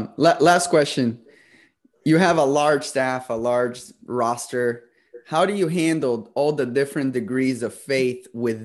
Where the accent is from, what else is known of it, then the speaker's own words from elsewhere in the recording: Brazil; now in United States; I was born in Brazil, and the day Liberty announced they were hiring you, I was actually getting sworn in as an American citizen.